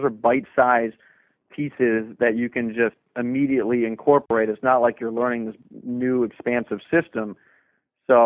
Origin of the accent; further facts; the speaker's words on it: Washington, District of Columbia, United States; growing up in Washington, D.C.